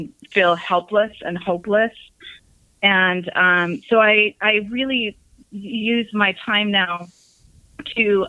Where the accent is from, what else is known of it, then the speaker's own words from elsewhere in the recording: Salt Lake City, Utah, United States; I grew up in Salt Lake City, Utah